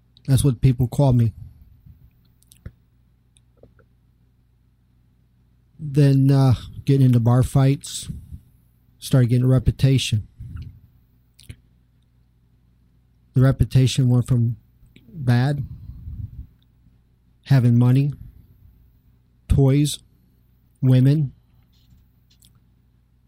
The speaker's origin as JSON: {"language": "English", "town": "Cleveland", "region": "Ohio", "country": "United States", "tie": "born or raised there", "also_born_or_lived": "Central Florida", "moved": "as an adult", "lives_now": "South Florida, United States", "said": "I was born and raised in Cleveland"}